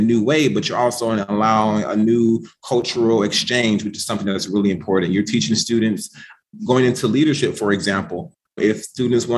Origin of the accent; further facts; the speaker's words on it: Chicago, Illinois, United States; I'm from Chicago Public Schools. I graduated salutatorian of my high school class in the south side of Chicago